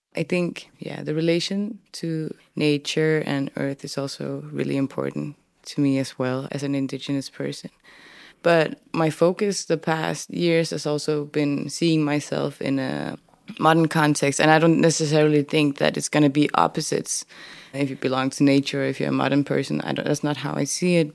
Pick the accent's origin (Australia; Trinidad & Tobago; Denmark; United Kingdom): Denmark; English is a second language; moved away as an adult; also born or lived in Upernavik, Greenland / northern Greenland; now in Nuuk, Greenland; I grew up in Denmark